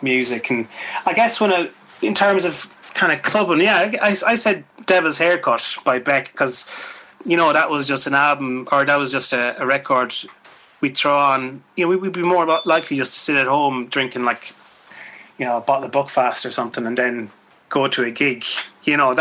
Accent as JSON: {"language": "English", "town": "Swinford", "region": "Connacht", "country": "Ireland", "tie": "born or raised there", "moved": "yes", "said": "Swinford, where I'm from"}